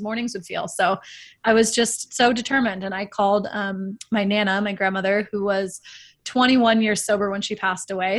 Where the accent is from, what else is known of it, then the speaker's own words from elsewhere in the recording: Northern California, United States; also born or lived in Dallas, Texas; my family moved out of Dallas and took me to Northern California, um, where I ended up kind of going through my true upbringing